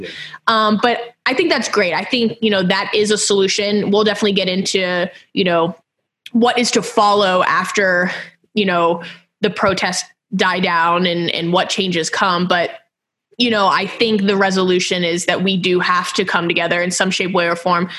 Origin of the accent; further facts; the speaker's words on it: Houston, Texas, United States; moved away; I'm from Houston originally